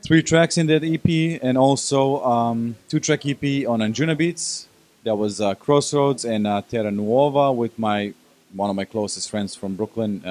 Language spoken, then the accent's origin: English; Belgrade, Serbia; I come from Belgrade.